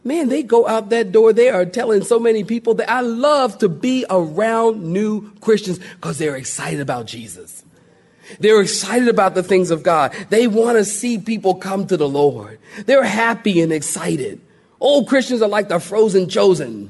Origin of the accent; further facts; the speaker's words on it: Philadelphia, Pennsylvania, United States; I'm from Philly and everything is concrete